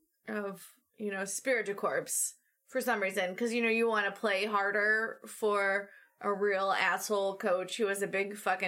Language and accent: English; United States; because I'm American